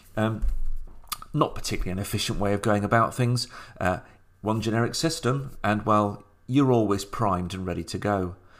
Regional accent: Sheffield, Yorkshire and the Humber, United Kingdom; the game shop on the moor in Sheffield, my hometown

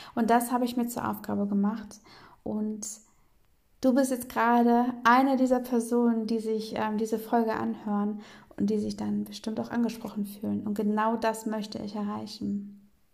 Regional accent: Bremen, Germany; in Bremen bin ich aufgewachsen

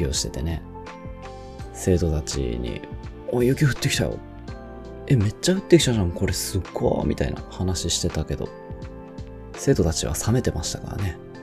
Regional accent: Kyushu, Japan; moved away as an adult; also born or lived in Hiroshima; 九州地方

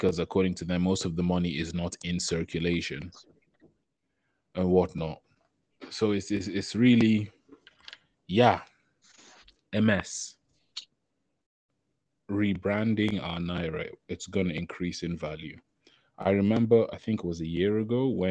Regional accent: England, United Kingdom; we grew up in England

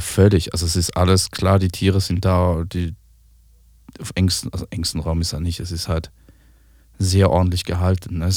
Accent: Switzerland; da, wo ich herkomme, in der Schweiz

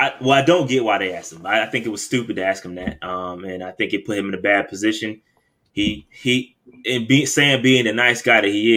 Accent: Fayetteville, United States; shout out to Fayetteville, that's my hometown.

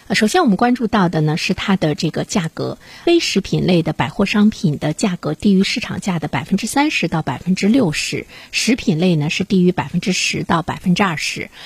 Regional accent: China; 我们中国人富裕起来之后

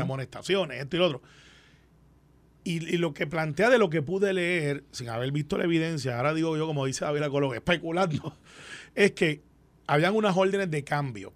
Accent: Guaynabo, Puerto Rico; also born or lived in Santurce; yo soy de Guaynabo

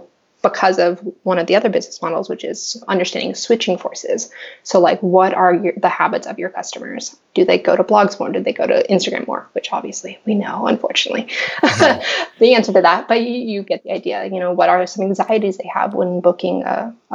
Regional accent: Los Angeles, California, United States; I'm born and raised in Los Angeles

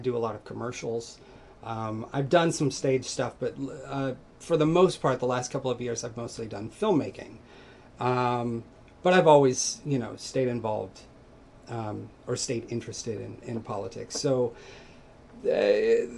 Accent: Garden City, Kansas, United States; moved away as an adult; also born or lived in Seattle, Washington; now in Pelham, United States; I grew up in Southwest Kansas.

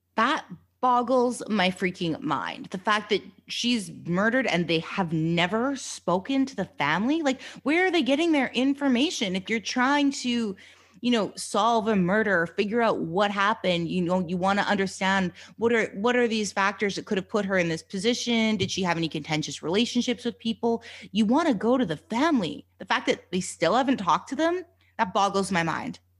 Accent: Canada; being a Canadian, you know, coming from Canada

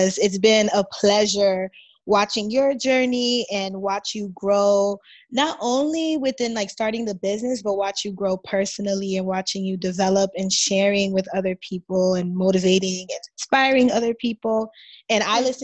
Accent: Boston, Massachusetts, United States; growing up in Boston and like working in Boston

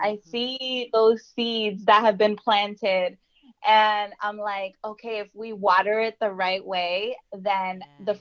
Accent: Jersey City, New Jersey, United States; being born and raised in Jersey City

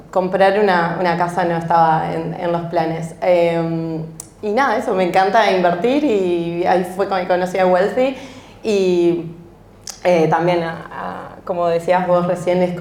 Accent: Uruguay; moved away as an adult; now in Australia; vengo de Uruguay, soy Head of Sales en Wealthy y llegué a Australia en el verano del 2016.

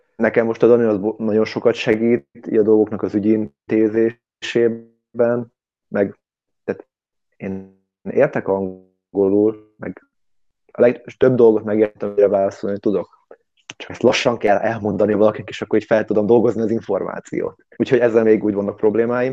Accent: Hungary; moved away as an adult; now in London, United Kingdom; magyar vagyok

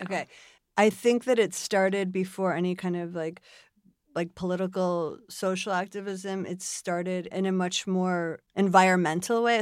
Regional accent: Buffalo, New York, United States; moved away as an adult; I was born in Buffalo, New York.

